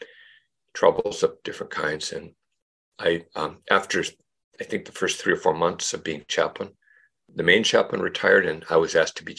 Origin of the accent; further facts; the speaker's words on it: Mercer Island, Washington, United States; also born or lived in Central America / Montpellier, France; now in Burlington, United States; I grew up on Mercer Island